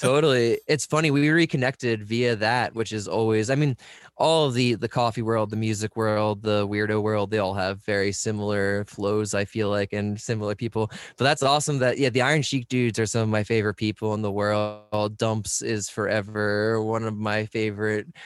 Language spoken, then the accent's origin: English; United States; in Delaware and P A right around where I grew up